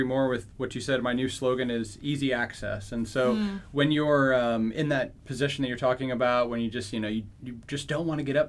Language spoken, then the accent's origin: English; Philadelphia, Pennsylvania, United States; in Philadelphia.